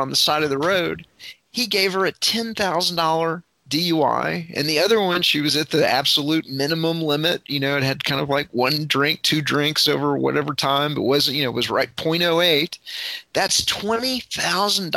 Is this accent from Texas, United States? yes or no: yes; Fort Worth, Texas, United States; when I grew up in Fort Worth, Texas, in the you know, mid to late 1980s